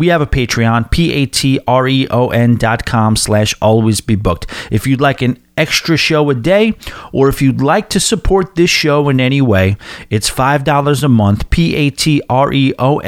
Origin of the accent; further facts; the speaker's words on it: Long Island, New York, United States; moved away as an adult; headed to my hometown. I haven't had a Long Island address since the previous century.